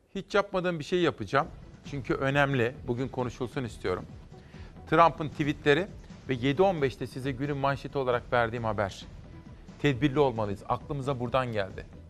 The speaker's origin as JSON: {"language": "Turkish", "town": "Simav", "region": "Kütahya", "country": "Turkey", "tie": "born or raised there", "moved": "yes", "said": "Bütün Simav'a doğup büyüdüğüm ilkokulu, ortaokul, liseyi okuduğum memleketime"}